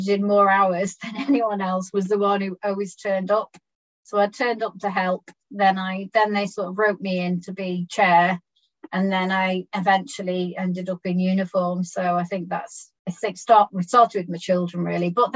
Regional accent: Birkenhead, North West England, United Kingdom; I was born in Birkenhead.

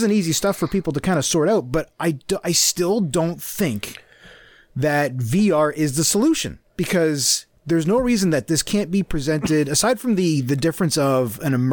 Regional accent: Canada; also born or lived in United States; I'm Canadian

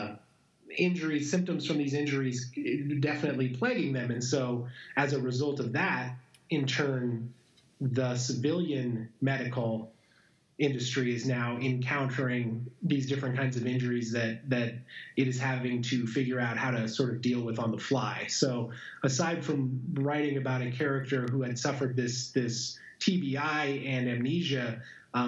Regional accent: Montana, United States; my hometown of Montana

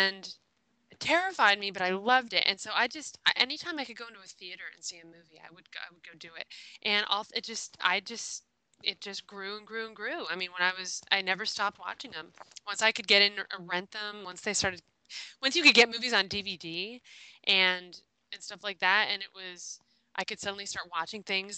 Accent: Los Angeles, California, United States; as a little girl growing up in Los Angeles

